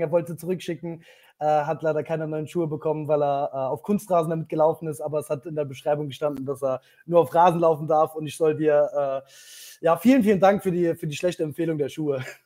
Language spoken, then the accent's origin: German; Saarland, Germany; für mich als Saarländer